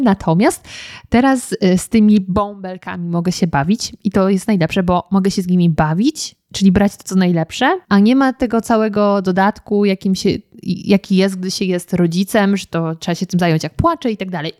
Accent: German-Czech border area, Lower Silesian Voivodeship, Poland; moved away as an adult; now in Warsaw, Poland; kiedy mieszkałam jeszcze w moich rodzinnych stronach, to od nas do Lublina jest kawał drogi, ponieważ ja mieszkam, pochodzę z granicy niemiecko-czeskiej

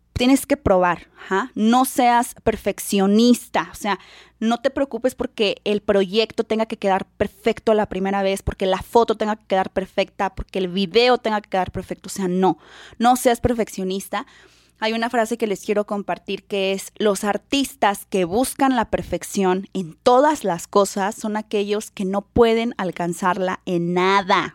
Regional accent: San Luis Potosí, Mexico; moved away as an adult; now in Guadalajara, Mexico; yo cuando llegué aquí a Guadalajara, yo soy de San Luis, cuando llegué aquí a Guadalajara por, por situaciones de trabajo

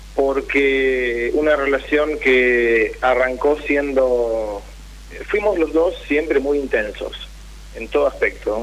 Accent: Mar del Plata, Buenos Aires Province, Argentina; De Mar del Plata.

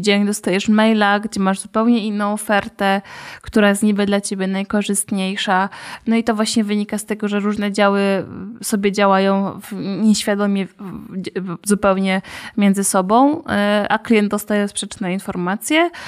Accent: Katowice, Silesian Voivodeship, Poland; u nas w Katowicach

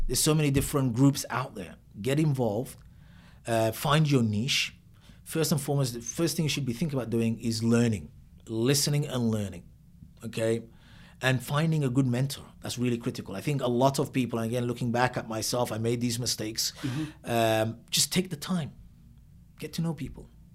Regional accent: Mogadishu, Banaadir, Somalia; moved away; also born or lived in Italy / Netherlands / London, United Kingdom; Born and raised in Degmada Hodan.

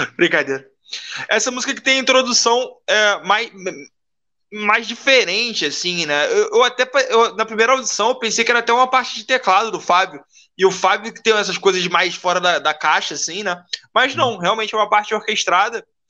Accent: Rio de Janeiro, Brazil; sou carioca

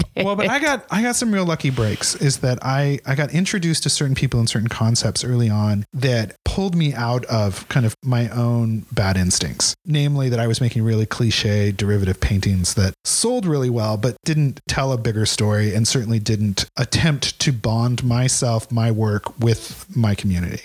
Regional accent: Ridgefield, Washington, United States; Ridgefield, Washington. It's okay. On the, it's on the Columbia River.

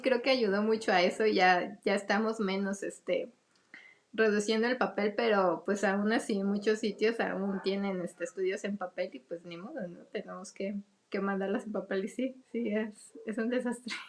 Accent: Mexico; como mexicanos

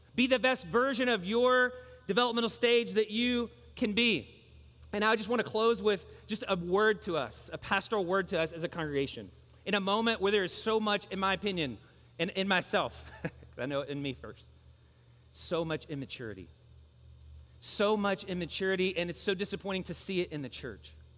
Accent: Louisville, Kentucky, United States; I grew up in Louisville.

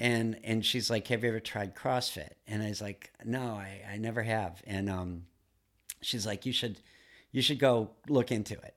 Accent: Duluth, Minnesota, United States; now in Massachusetts, United States; I grew up in Duluth, Minnesota

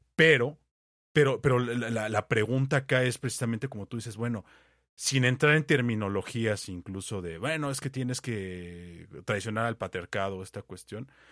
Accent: Mexico

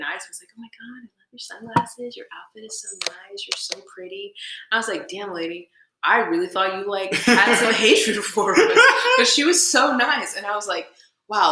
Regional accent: Texas, United States; I'm from Texas

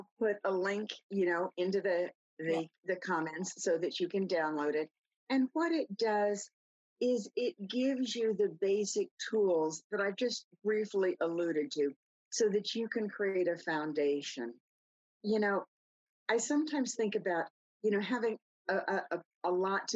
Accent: New York City, New York, United States; I grew up in New York City. I grew up on the sidewalks.

